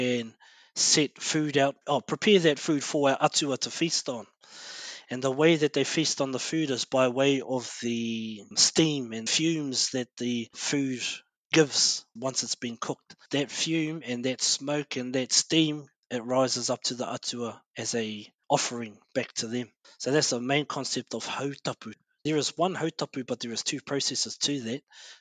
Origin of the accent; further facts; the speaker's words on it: Ruamata, Bay of Plenty, New Zealand; as kids growing up in Ruamata